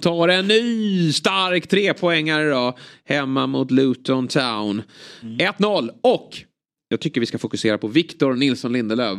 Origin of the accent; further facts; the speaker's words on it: Sweden; som svensk